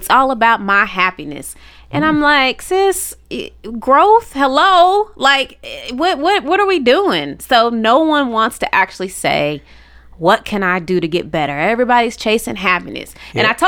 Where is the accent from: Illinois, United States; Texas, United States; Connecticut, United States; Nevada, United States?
Texas, United States; Dallas; No. Here, Dallas.